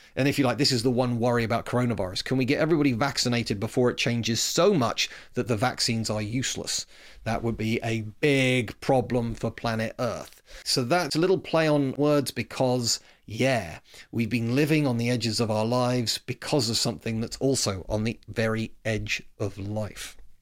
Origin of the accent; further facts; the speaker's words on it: United Kingdom; I'm proud Brit